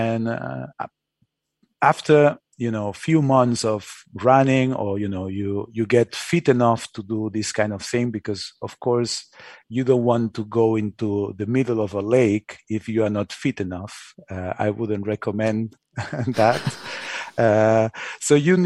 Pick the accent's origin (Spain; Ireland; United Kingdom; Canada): Spain; I'm from Spain, so I'm used to, you know, Spanish ways